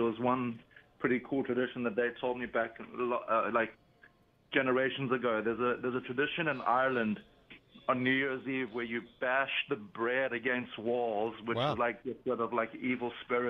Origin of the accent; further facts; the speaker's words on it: South Africa; now in Philadelphia area, United States; I'm originally from South Africa, but I moved here in 2001, so I've been here a while.